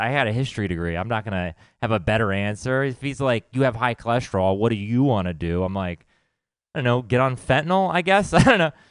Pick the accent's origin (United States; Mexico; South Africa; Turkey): United States; Texas; I grew up in Texas